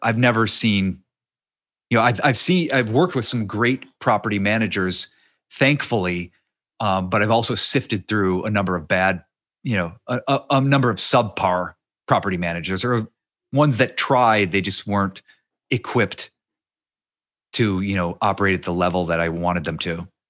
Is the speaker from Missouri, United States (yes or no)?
no; near Youngstown, Ohio, United States; moved away; I grew up near Youngstown, Ohio